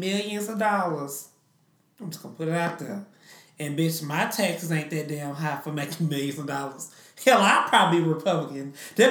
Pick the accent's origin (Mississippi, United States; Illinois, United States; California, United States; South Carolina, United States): Mississippi, United States; I am from Mississippi